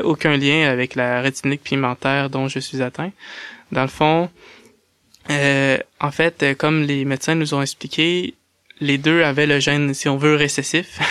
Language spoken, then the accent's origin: French; Saint-Georges, Quebec, Canada; je suis né à Saint-Georges-de-Beauce, au Québec